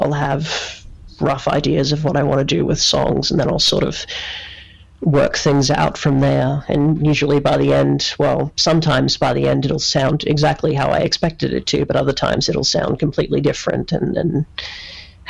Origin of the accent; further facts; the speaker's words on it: Australia; I was from Australia